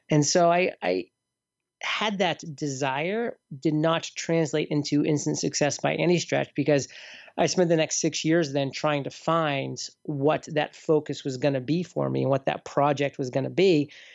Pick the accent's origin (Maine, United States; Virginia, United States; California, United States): Maine, United States; near Portland; moved away; also born or lived in Boston; Portland, Maine, so near my hometown growing up